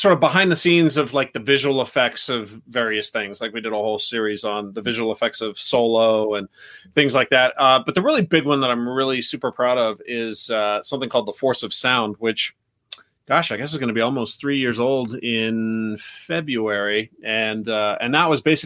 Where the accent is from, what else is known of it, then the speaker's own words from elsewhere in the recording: Riverside, California, United States; my hometown of Riverside, California